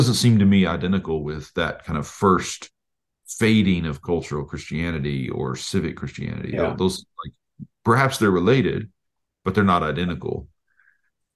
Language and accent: English; Oklahoma, United States; moved away as an adult; also born or lived in Tulsa; we're both from Oklahoma